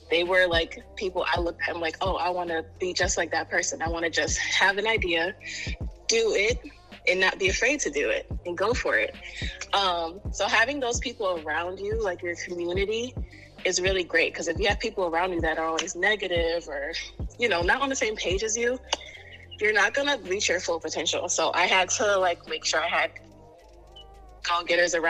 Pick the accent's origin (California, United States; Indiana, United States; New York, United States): New York, United States; New York City; born and raised in Harlem, New York